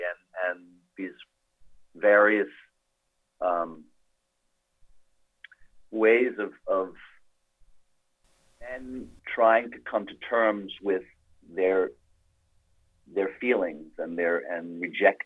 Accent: New York, United States; I grew up in New York

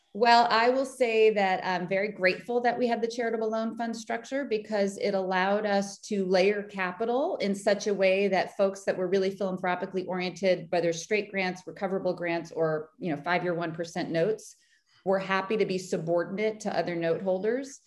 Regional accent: Boston, Massachusetts, United States; I'm from Boston. I still live in Boston. I have left, but I've come back

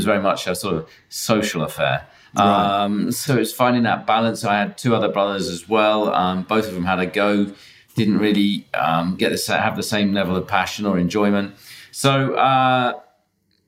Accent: Leamington Spa, West Midlands, United Kingdom; I grew up a little bit north of here in Leamington Spa around, you know, Warwick

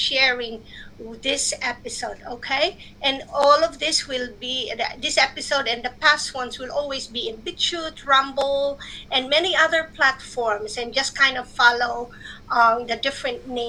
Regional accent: Philippines; moved away; I grew up in the Philippines

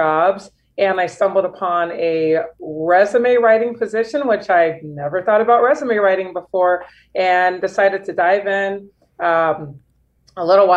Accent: St. Louis, Missouri, United States; moved away as an adult; also born or lived in Chicago / Los Angeles / France; now in Miami, United States; I'm born and raised in St. Louis, Missouri, and then I've lived there for most of my life.

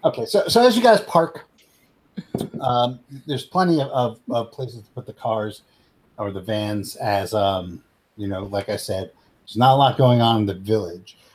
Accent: United States

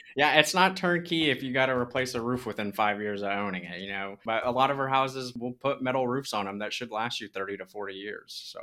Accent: Southern California, United States; now in Birmingham, United States; I'm originally from Southern California too

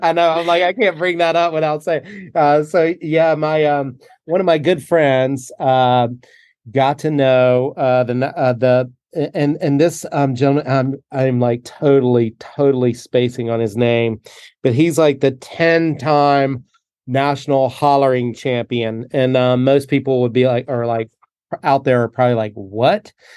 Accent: North Carolina, United States; moved away; growing up in North Carolina

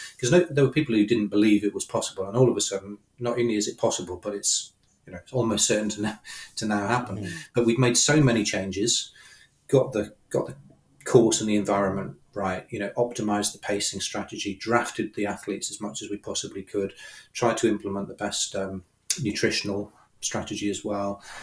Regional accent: United Kingdom; I'm a Brit

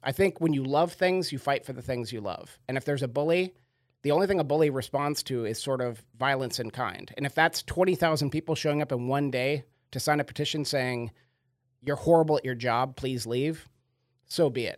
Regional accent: Sequim, Washington, United States; I grew up on a farm in a terribly small town

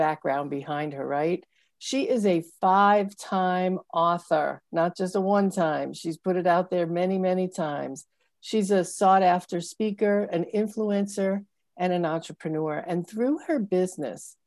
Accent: United States; I grew up socialized white, but I also grew up in a very progressive area

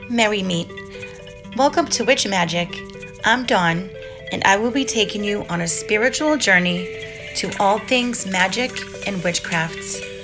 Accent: New England, United States; moved away as an adult; I was born and raised in the New England area

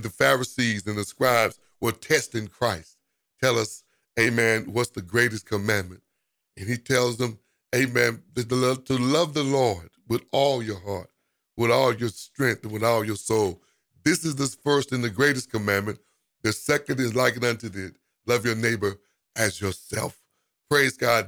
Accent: United States; we as African American

